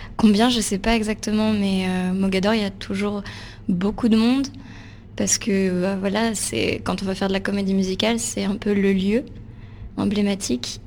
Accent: Palaiseau, Île-de-France, France; J'ai grandi en région parisienne, à Palaiso.

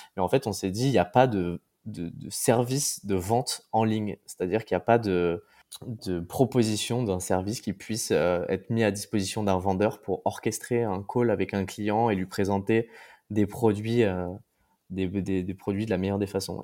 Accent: Paris, Île-de-France, France; moved away as an adult; now in Brussels, Belgium; je suis parisien, déménagé à Bruxelles

